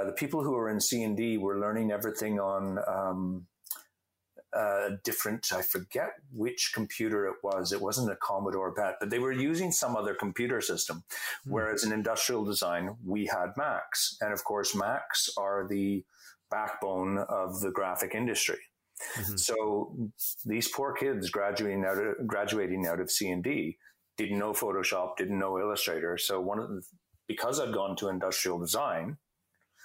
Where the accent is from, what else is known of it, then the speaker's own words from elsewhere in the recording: Canada; I'm a Canadian.